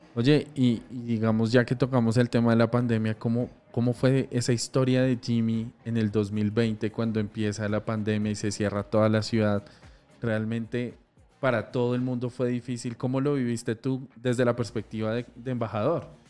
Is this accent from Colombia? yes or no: yes; Colombia; Somos colombianos y acá se notó la berraquera